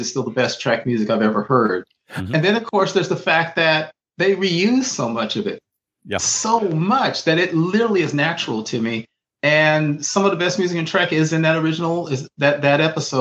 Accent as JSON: {"language": "English", "region": "Texas", "country": "United States", "accent": "Texas", "said": "My Texas accent"}